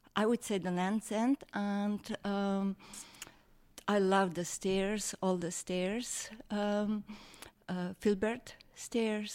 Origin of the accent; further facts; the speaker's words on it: Slovenia; moved away as an adult; now in San Francisco, United States; I'm from Slovenia, where everybody hikes. We are hikers